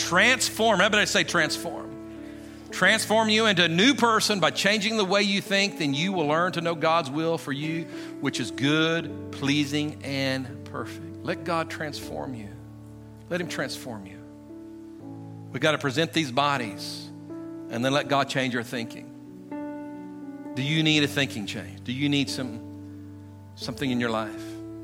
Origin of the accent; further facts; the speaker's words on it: Guymon, Oklahoma, United States; I come from Guymon, Oklahoma. That's my natural identity